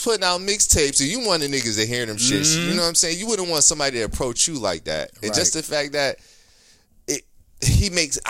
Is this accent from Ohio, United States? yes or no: yes; Ohio, United States; moved away; I'm originally from Ohio